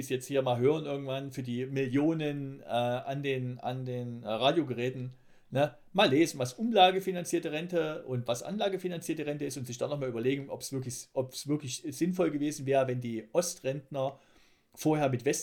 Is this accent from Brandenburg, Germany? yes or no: no; East Thuringia, Germany; now in Munich, Germany; ich bin ja Ostthüringer, aber das ist schon so weit an Sachsen dran